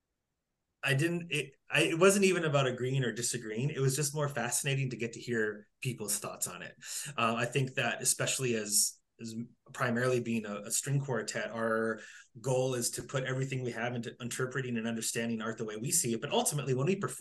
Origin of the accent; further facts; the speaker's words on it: North Dakota, United States; moved away; I grew up in North Dakota.